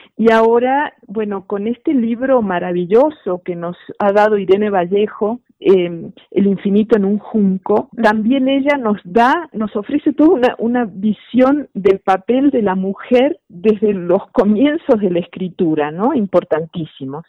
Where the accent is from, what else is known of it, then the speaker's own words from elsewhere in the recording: Argentina; now in Mexico; dado que yo nací en Argentina, aunque ya llevo muchos años viviendo en México